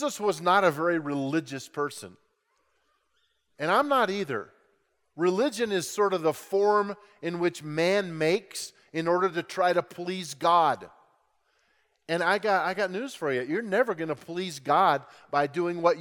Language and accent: English; Grand Junction, Colorado, United States; I grew up in Grand Junction, Colorado, West Slope